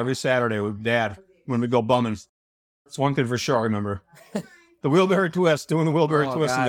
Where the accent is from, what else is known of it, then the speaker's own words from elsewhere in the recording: Dalzell, Illinois, United States; Delzell, Illinois.